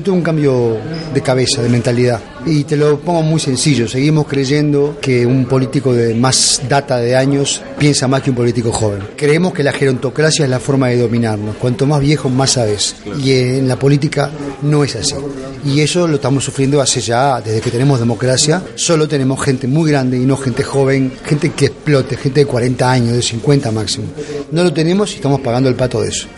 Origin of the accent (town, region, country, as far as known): San José de Mayo, San José, Uruguay; born or raised there; moved away as an adult; also born or lived in Montevideo, Uruguay; now in Madrid, Spain